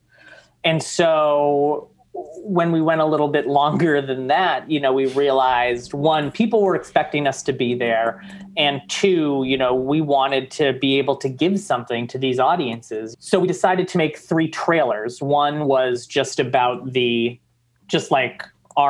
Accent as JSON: {"language": "English", "region": "Massachusetts", "country": "United States", "moved": "yes", "lives_now": "Oregon, United States", "said": "I'm originally from Massachusetts"}